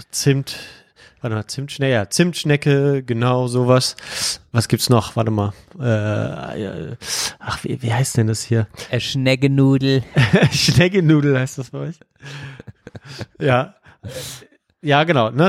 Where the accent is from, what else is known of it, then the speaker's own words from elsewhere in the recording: Rhineland, Germany; Bei uns im Rheinland sind Teilchen alles, was ähm, sozusagen auf die Hand geht und was man in der Hand essen kann.